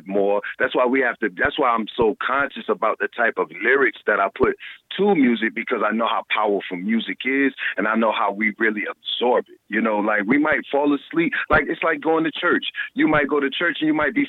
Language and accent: English; South Carolina, United States; moved away; also born or lived in New York / Atlanta; I grew up in the South. And, you know, I left down south because, you know, I'm from South Carolina